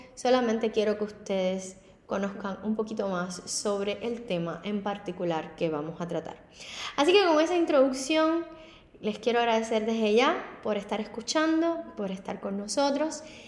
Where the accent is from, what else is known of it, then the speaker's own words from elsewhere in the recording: Havana, Cuba; moved away as an adult; now in Miami, United States; Anteriormente había sido abogada en La Habana, en Cuba, y a la escuela de derecho dos veces